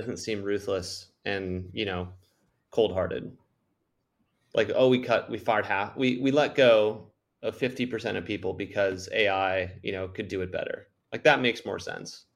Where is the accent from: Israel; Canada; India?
Canada; I'm from Canada